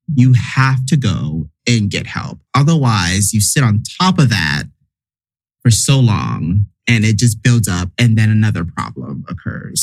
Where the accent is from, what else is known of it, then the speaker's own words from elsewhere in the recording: the South, United States; me growing up in the South